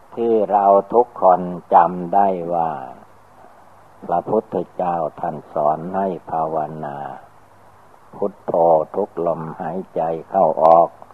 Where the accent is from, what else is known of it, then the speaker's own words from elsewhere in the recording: Thailand; เราก็ได้เกิดมาในประเทศไทย